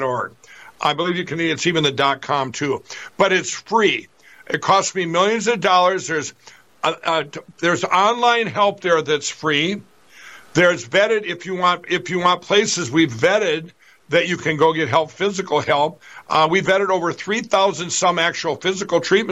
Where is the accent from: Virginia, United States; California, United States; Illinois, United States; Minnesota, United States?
Minnesota, United States; my home state here in Minnesota